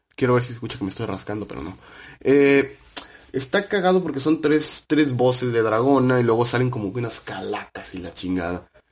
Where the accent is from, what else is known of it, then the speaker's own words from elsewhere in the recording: Mexico; uno como mexicano que creció con, con ping pong